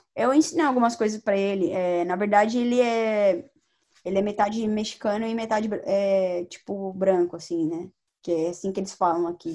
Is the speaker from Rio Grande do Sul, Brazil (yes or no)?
no; São Paulo, Brazil; moved away as an adult; now in United States; a gente é de São Paulo